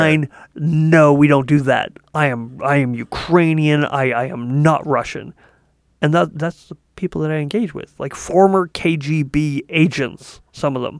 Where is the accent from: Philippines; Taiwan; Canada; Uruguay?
Canada; As a Canadian